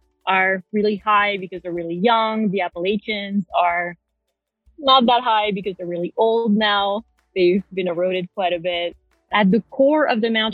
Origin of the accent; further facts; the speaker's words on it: Paris, Île-de-France, France; moved away as an adult; I'm from Paris, France, born and raised